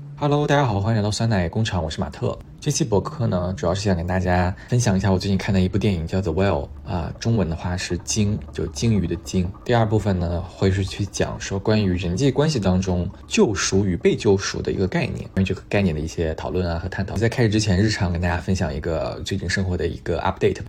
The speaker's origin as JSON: {"language": "Chinese", "country": "China", "also_born_or_lived": "Montreal, Canada", "moved": "as an adult", "said": "我们中国人玩这套玩得很好"}